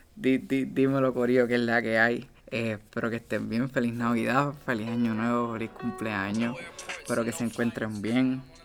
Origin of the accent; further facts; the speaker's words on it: Ponce, Puerto Rico; yo vengo de Ponce